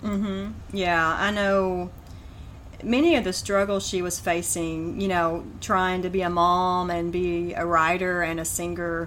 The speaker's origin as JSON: {"language": "English", "area": "near Sebastian County", "region": "Arkansas", "country": "United States", "tie": "born or raised there", "said": "a small park near my hometown"}